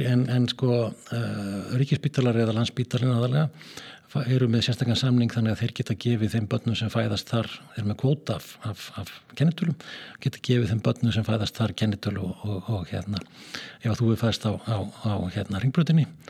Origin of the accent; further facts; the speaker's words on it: Skagafjörður, Northwestern Region, Iceland; moved away; norður í Skagafjörð og að mínar heimaslóður